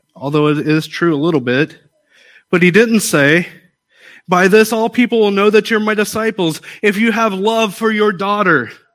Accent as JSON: {"language": "English", "country": "United States", "said": "I'm an American"}